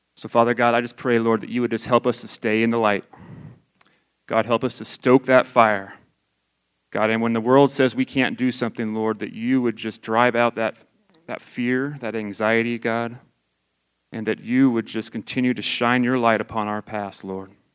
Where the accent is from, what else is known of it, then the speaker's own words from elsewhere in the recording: Idaho, United States; I grew up in Idaho.